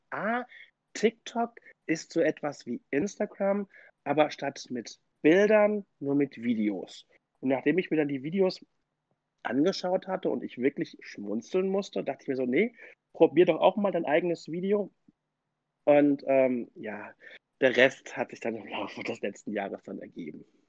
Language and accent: German; Mainz, Rhineland-Palatinate, Germany; ich komme aus Mainz